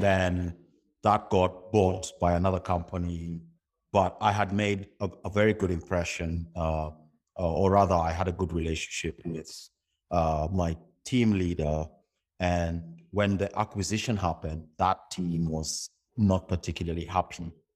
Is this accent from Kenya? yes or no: yes; Kenya; I moved from the Kenyan system to, uh, uh, the, the British, uh, school, schooling system